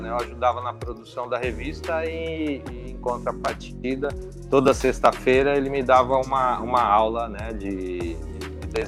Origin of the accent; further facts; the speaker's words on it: Mauá, São Paulo, Brazil; now in Santo André, Brazil; eu sou da região do ABC, né? Eu fui criado na cidade de Mauá e, de, e hoje eu moro na, em Santo André.